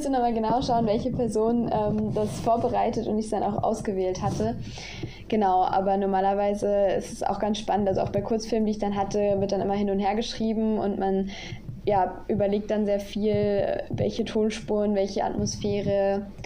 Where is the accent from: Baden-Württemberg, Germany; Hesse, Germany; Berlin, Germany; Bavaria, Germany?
Baden-Württemberg, Germany; now in Dresden, Germany; auch mit einer befreundeten Musikgruppe aus meiner Heimat, also aus der Nähe von Karlsruhe.